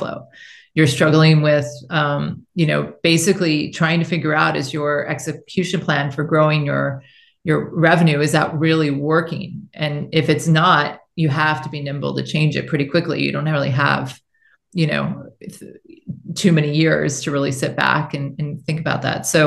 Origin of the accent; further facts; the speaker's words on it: United States; moved away as an adult; also born or lived in China; I felt like I've been gone from my home country for 18 years.